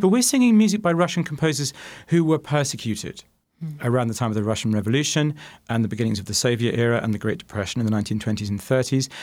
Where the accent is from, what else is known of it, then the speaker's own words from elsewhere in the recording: United Kingdom; now in Phoenix, United States; as a Brit